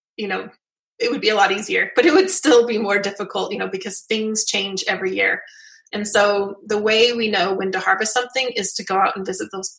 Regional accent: Southwest Utah, United States; I grew up in Southwest Utah

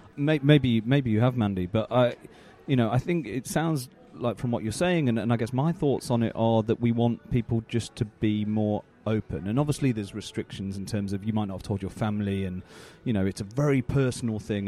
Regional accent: United Kingdom; as, as British folk

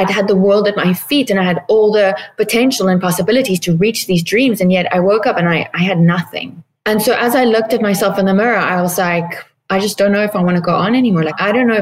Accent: South Africa; moved away as an adult; now in Palm Springs, United States; I am originally from South Africa, but currently living in Palm Springs, California.

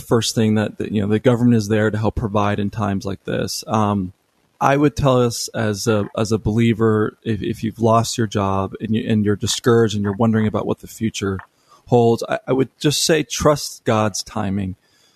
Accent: United States; this just comes from being an American

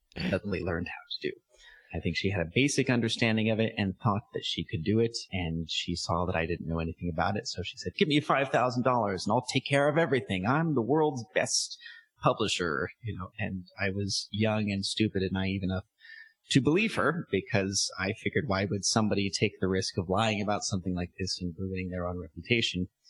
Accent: San Diego, California, United States; moved away as an adult; also born or lived in Armenia; now in Philippines; where I come from, San Diego

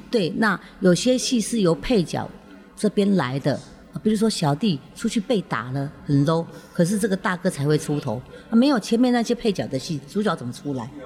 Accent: Taiwan; 我就是在那个庙口的地方长大

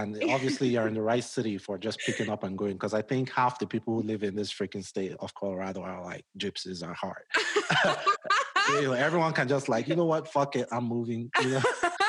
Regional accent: Nigeria; moved away as an adult; now in United States; where I come from, like, I'm Nigerian

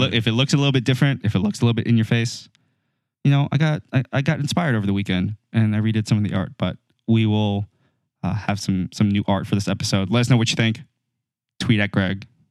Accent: United States; we're dumb Americans

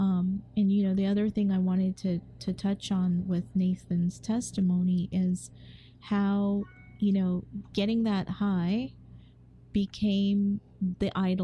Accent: England, United Kingdom; moved away; growing up in England, too

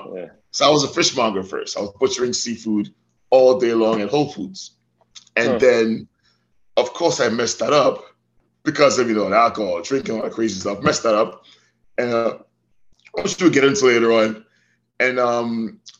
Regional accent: Tobago, Trinidad & Tobago; also born or lived in Trinidad; now in United States; I was born in Trinidad and grew up in Tobago. Trinidad and Tobago in the Caribbean.

